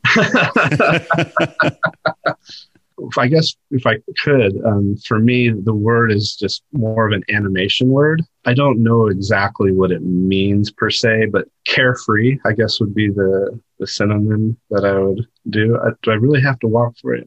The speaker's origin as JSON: {"language": "English", "area": "above the Oswegatchie River, Northeast", "region": "New York", "country": "United States", "tie": "born or raised there", "moved": "yes", "said": "I grew up above the Oswegatchie River that flows into the St. Lawrence River"}